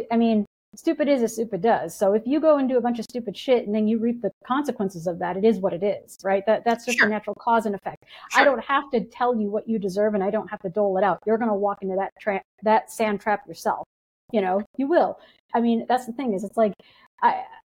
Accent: United States; as an American

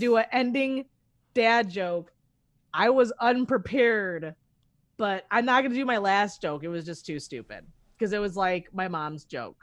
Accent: Chicago, Illinois, United States; I'm originally from Chicago

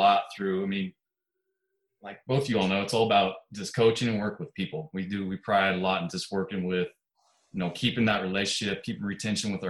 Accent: Kansas, United States; moved away as an adult; I'm originally from the Midwest. I grew up in Kansas, small town in Kansas.

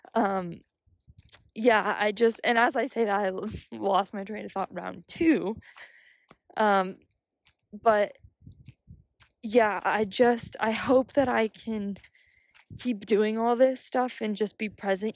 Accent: United States; I'm from America

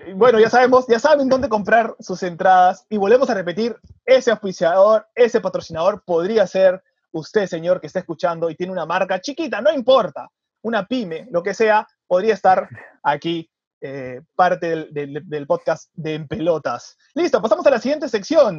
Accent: Peru; como peruanos

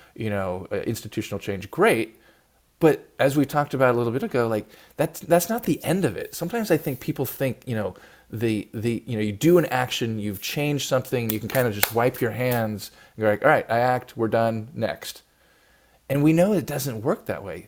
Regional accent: Oakland, California, United States; I live in you know in Oakland, which you know is a big city in the Bay Area. There's a lot of gun violence in my hometown.

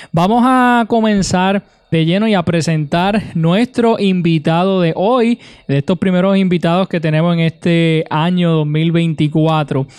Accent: Utuado, Puerto Rico; mi pueblo de Utuado

